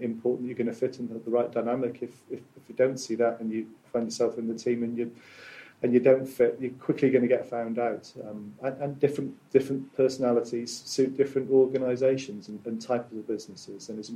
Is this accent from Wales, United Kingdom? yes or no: yes; South Wales, United Kingdom; Born and brought up in South Wales